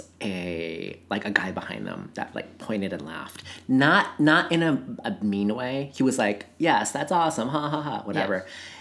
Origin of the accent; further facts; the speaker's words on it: Seattle, Washington, United States; I'm from Seattle